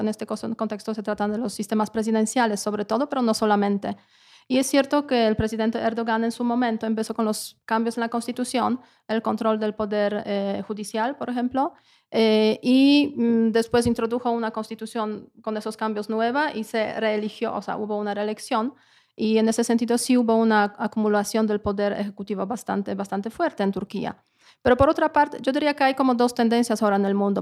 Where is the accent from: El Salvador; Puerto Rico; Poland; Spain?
Poland; Spanish is a second language; now in Mexico; una polaca en México